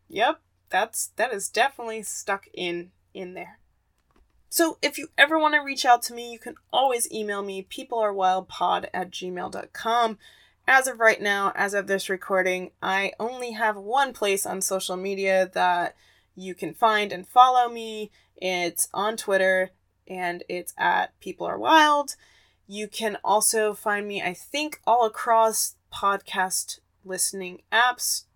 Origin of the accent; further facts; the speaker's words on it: Arizona, United States; my home state of Arizona